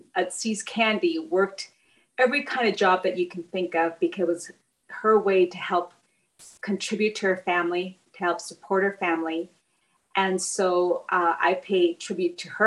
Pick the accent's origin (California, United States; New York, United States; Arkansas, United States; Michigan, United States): California, United States; Bell; I was born and raised in Southeast Los Angeles. I grew up in a community called Bell, California